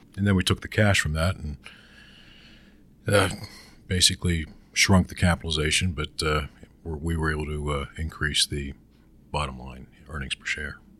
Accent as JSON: {"language": "English", "town": "Pittsburgh", "region": "Pennsylvania", "country": "United States", "tie": "born or raised there", "said": "I grew up in Western Pennsylvania"}